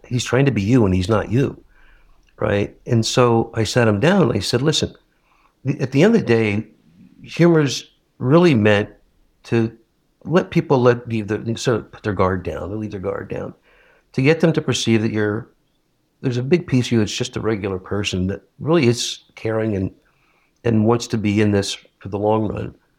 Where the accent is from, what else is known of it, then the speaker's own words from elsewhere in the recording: Northeast, United States; I'm from the Northeast